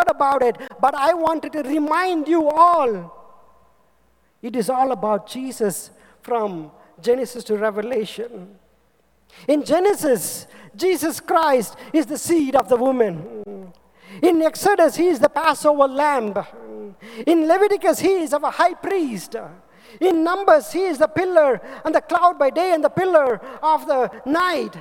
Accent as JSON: {"language": "English", "country": "India", "said": "I am from India, from nowhere"}